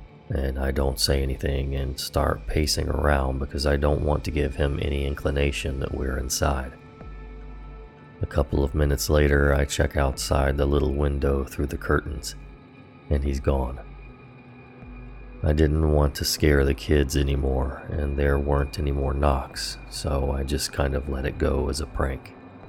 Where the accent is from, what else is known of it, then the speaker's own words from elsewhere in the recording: Maryland, United States; I was from Maryland, but had not yet spent time in that city.